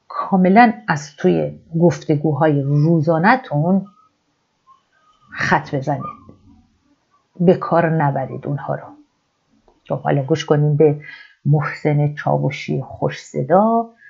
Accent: Iran; now in Madrid, Spain; از مادرید میام ولی ایرانی هستم

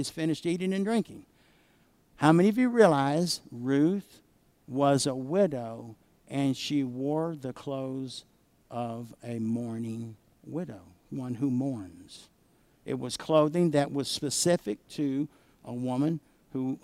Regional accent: the South, United States; I grew up in the South where oak trees grow

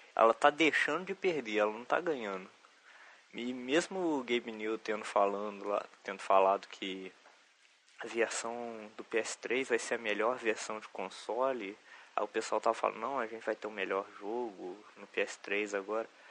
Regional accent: Juiz de Fora, Minas Gerais, Brazil; Eu sou de Juiz de Fora, conterrâneo do Diogo Tux

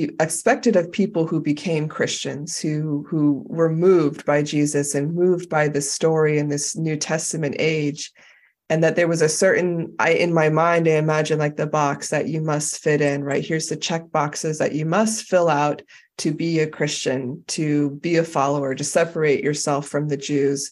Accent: United States; as an American

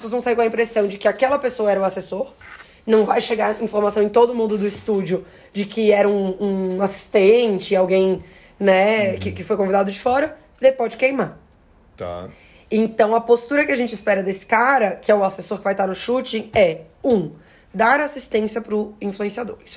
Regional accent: Florianópolis, Santa Catarina, Brazil; eu sou lá de Florianópolis.

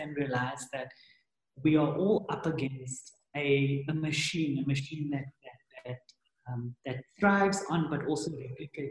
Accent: South Africa; as South Africans, there's a lot of wounding to wade through

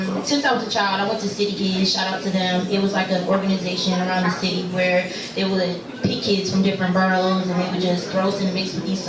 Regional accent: New York City, New York, United States; moved away; I'm originally from New York City

